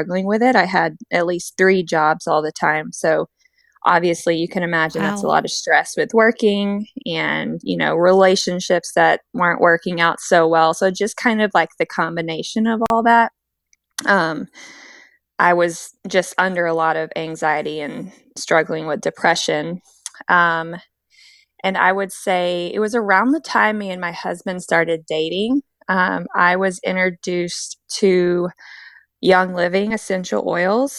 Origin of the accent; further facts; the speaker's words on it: Memphis, Tennessee, United States; moved away as an adult; now in Kansas City, United States; I am from the Memphis, Tennessee area, currently living in Kansas City, Kansas, or just outside of it with my husband.